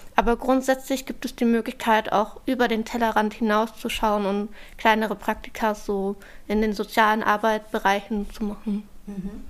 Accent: Berlin, Germany; Ich bin in Charlottenburg groß geworden. Ähm, ich bin hier aufgewachsen.

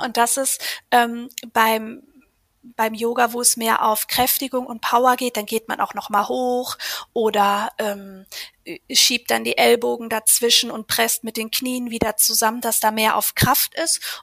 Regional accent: Ruhr area, near Dortmund, North Rhine-Westphalia, Germany; moved away as an adult; ich komme aus dem Ruhrgebiet in der Nähe von Dortmund.

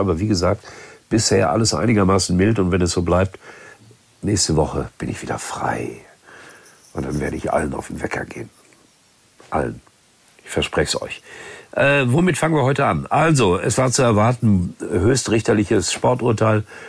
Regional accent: Gelsenkirchen, North Rhine-Westphalia, Germany; meiner Heimatstadt Gelsenkirchen

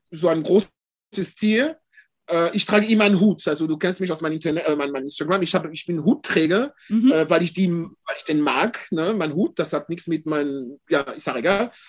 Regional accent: France; ich bin in Deutschland, also in Frankreich aufgewachsen, also als Europäer

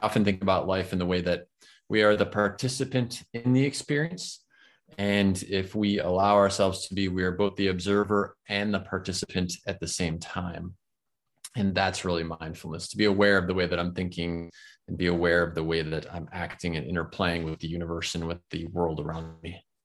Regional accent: Florida, United States; I'm in my home state. I live in Florida, in the United States

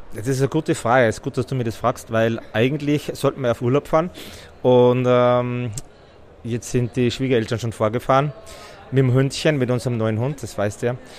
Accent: Styria, Austria; ich bin aus der Steiermark

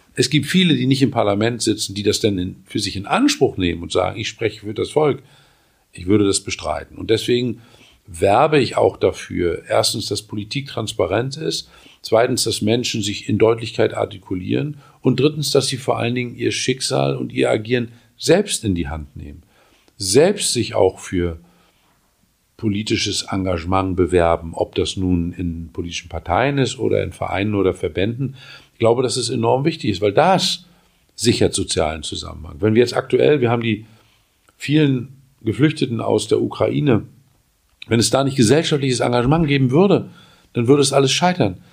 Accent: Mecklenburg-Vorpommern, Germany; In meinem Heimatland Mecklenburg-Vorpommern

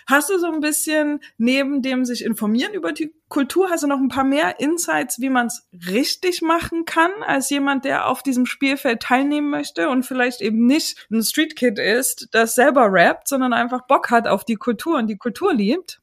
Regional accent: Chemnitz, Saxony, Germany; Ich komme aus Chemnitz

